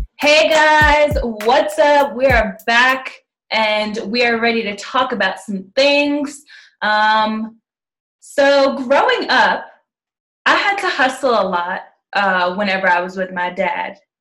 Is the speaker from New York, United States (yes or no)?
yes; New York, United States; we're from New York